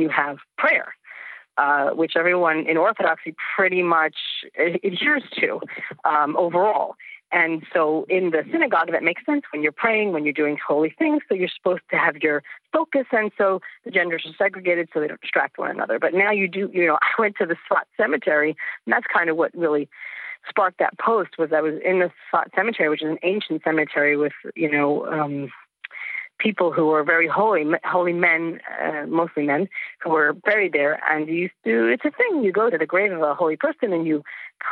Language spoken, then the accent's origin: English; Lakewood, New Jersey, United States; I grew up in Lakewood, New Jersey